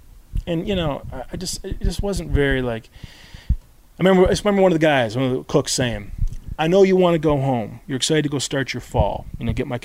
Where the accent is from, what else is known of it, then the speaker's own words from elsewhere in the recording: Detroit / Michigan, United States; moved away as an adult; also born or lived in Minneapolis; now in Portland, United States; growing up in Detroit